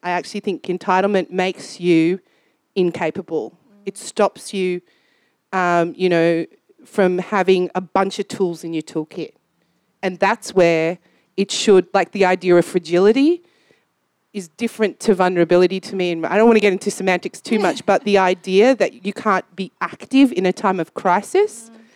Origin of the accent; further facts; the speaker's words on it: Australia; I grew up in Australia